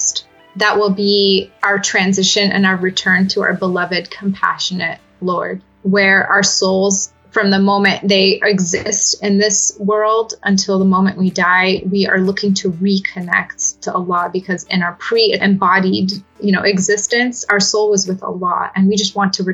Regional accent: Southern California, United States; also born or lived in Damascus, Syria; I was actually born in Damascus, Syria, but my parents moved to the United States when I was just under 2 years old. And so I was raised here in Southern California, where I live now

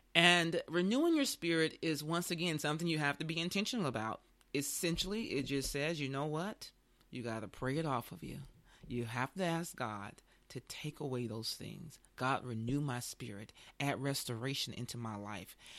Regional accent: the South, United States; I grew up with certain religion, like most people did in the South

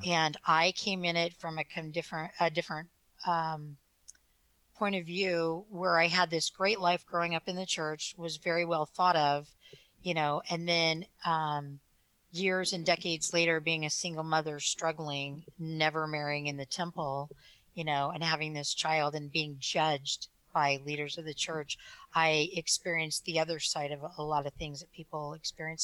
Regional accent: Provo, Utah, United States; I was born in Provo, Utah

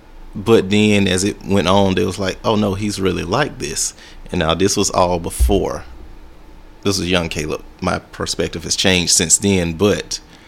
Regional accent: Alabama, United States; now in Chicago, United States; But no, I'm from Alabama. I moved up to Chicago probably about a year ago now.

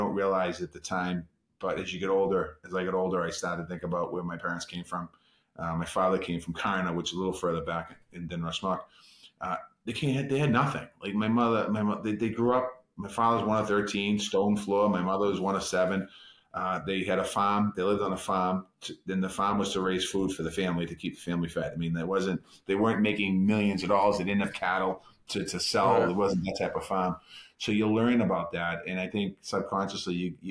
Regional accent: Boston, Massachusetts, United States; growing up in Boston

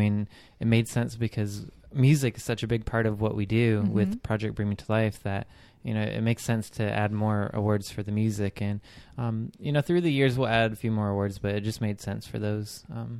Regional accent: Michigan, United States; A lot of people from Michigan, where my hometown is, they come from there and get a lot of people from different places.

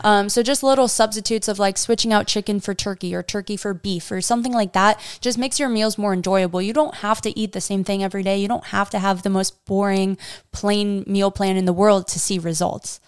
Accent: New York, United States; I grew up in New York eating pasta and pizza literally

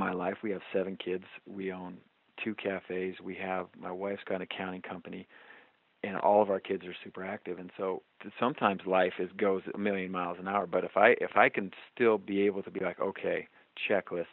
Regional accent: Washington, United States; I grew up in Washington and this coffee has always just been kind of part of my culture

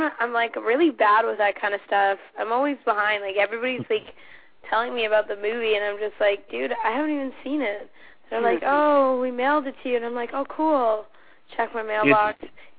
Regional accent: Philippines; I am also Filipino.

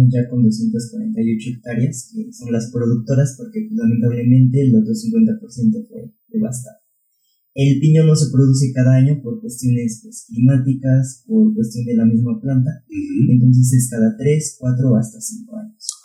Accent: Atltzayanca, Tlaxcala, Mexico

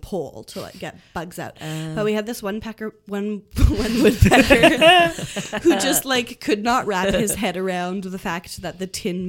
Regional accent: Ottawa, Ontario, Canada; so I grew up in the Ottawa area

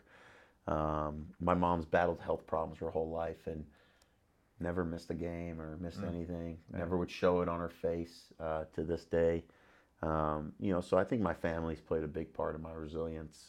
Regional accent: Los Angeles, California, United States; I grew up in the San Fernando Valley

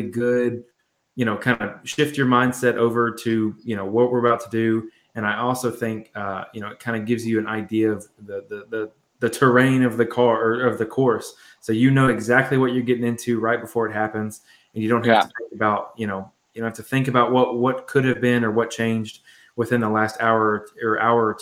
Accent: Nashville, Tennessee, United States; I'm from Nashville

